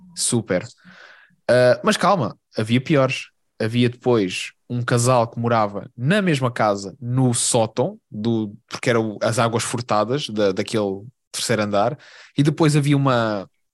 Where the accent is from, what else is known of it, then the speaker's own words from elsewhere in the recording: Portugal; now in Lisbon, Portugal; Na minha terra